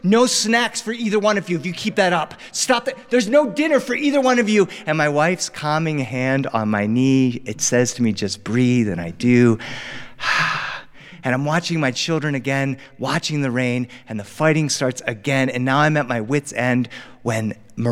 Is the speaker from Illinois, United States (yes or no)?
no; Delaware, United States; now in Los Angeles, United States; I grew up on the East Coast. I grew up in Delaware.